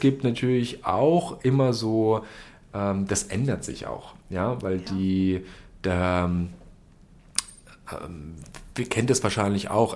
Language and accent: German; Berlin, Germany; moved away as an adult; now in Dresden, Germany; ich komme aus Berlin